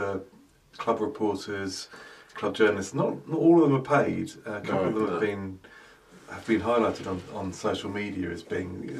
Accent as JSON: {"language": "English", "region": "London", "country": "United Kingdom", "tie": "born or raised there", "also_born_or_lived": "South Africa", "said": "I grew up in South London in Crystal Palace and South Norwood"}